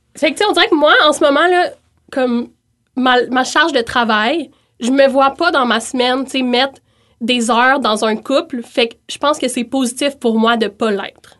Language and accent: French; Montreal, Quebec, Canada; moved away as an adult; now in Quebec City, Canada; je viens de Montréal initialement